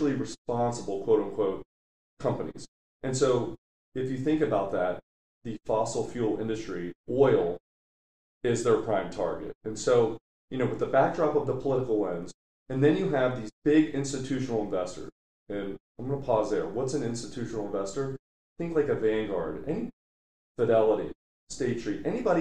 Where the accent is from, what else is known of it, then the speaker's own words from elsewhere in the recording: Ohio, United States; I'm from Ohio